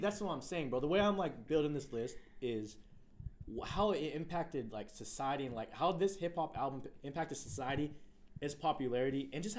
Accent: West Coast, United States; I'm from the West Coast.

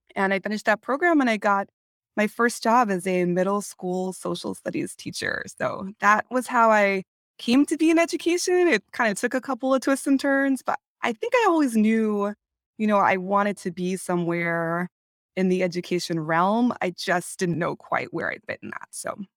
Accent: California, United States; moved away; I am originally from California

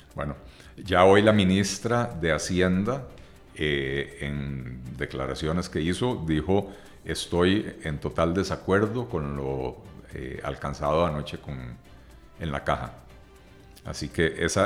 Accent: Costa Rica

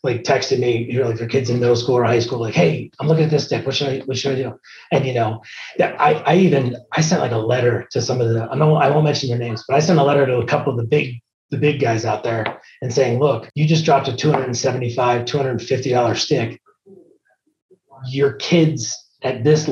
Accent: Maryland, United States; moved away as an adult; now in Hilliard, Ohio, United States; I grew up in Maryland

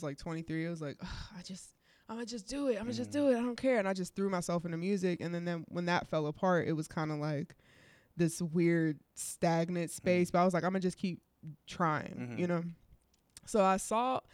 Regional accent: Wilkinsburg, Pennsylvania, United States; also born or lived in Homewood, Pittsburgh; I was growing up in Homewood. I grew up in Wilkinsburg

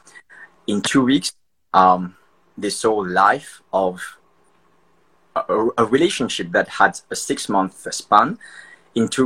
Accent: Mauritius; Mauritian. I'm from Mauritius.

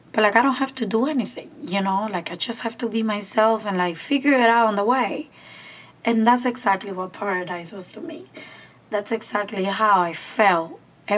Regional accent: Cuba; moved away; my hometown's park

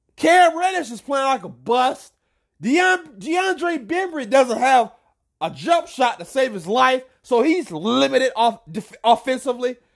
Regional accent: Atlanta, Georgia, United States; I'm from Atlanta, Georgia

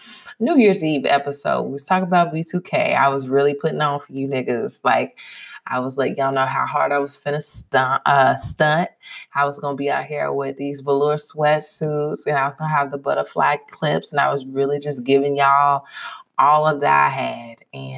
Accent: Louisville, Kentucky, United States; My hometown, shout out to Louisville. Shout out to all my friends from Louisville that are tuning in right now

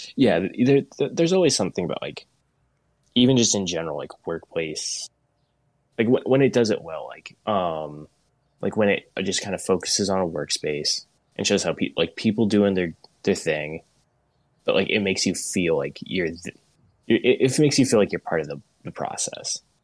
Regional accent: Portland, United States; I grew up in Portland

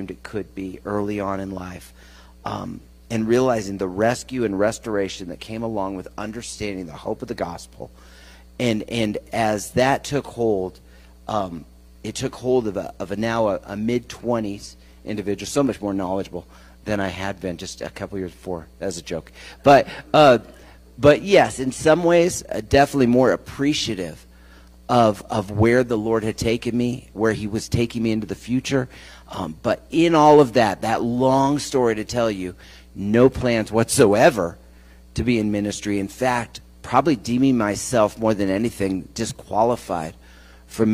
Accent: San Francisco Bay Area, California, United States; also born or lived in Colorado Springs, Colorado; I was born in Colorado Springs, but when I was about 7, we moved to the San Francisco Bay Area

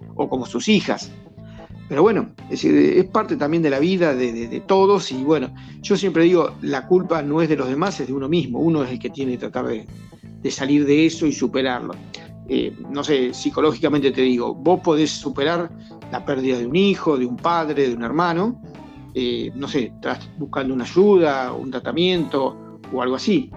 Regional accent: Argentina; somos nosotros los argentinos

